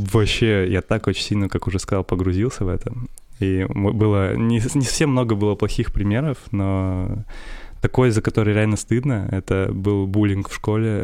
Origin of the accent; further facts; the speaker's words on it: Perm, Perm Krai, Russia; also born or lived in Chusovoy, Russia; меня родители перевезли из маленького города э, в детстве, когда мне было 7 лет, в Пермь